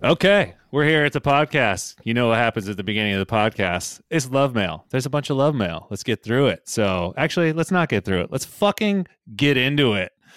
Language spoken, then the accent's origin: English; Central Valley, California, United States; growing up in the Central Valley